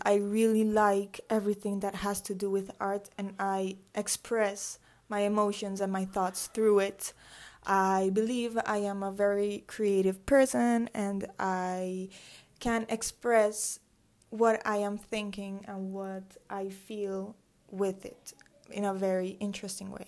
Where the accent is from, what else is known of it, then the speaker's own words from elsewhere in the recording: Medellín, Antioquia, Colombia; also born or lived in Atlanta, Georgia, United States; I was born in Atlanta, Georgia, um, in the U S. I lived there for seven years, and then I moved here to Medellin.